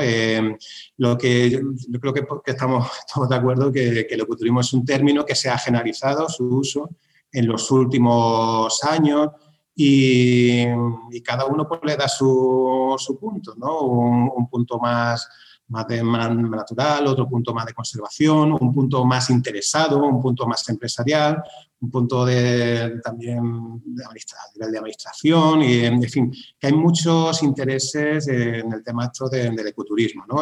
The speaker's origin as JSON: {"language": "Spanish", "area": "Sierra de Cazorla", "region": "Andalusia", "country": "Spain", "said": "Yo soy de la Sierra de Cazorla, en la provincia de, de en Andalucía."}